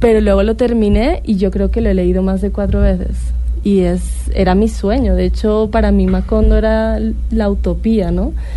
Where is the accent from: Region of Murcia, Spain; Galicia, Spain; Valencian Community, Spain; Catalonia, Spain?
Catalonia, Spain; moved away as an adult; now in Colombia; yo soy catalana